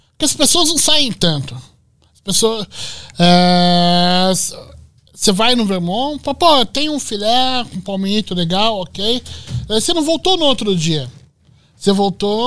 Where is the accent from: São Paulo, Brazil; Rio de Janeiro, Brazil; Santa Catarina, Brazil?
São Paulo, Brazil; Eu sou do bairro da Lapa, em São Paulo